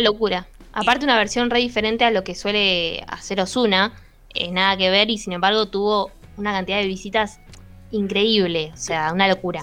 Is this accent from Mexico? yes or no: no; La Plata, Buenos Aires Province, Argentina; ¿De dónde sos? De La Plata.